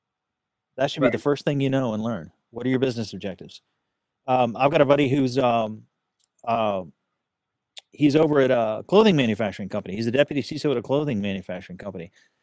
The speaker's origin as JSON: {"language": "English", "region": "Texas", "country": "United States", "said": "I'm a Texan"}